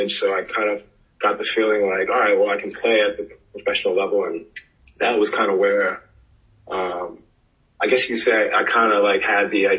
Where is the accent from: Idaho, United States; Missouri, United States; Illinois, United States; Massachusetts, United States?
Massachusetts, United States; Boston; now in Charlotte, United States; I'm from Boston. I grew up playing since I was about 8 years old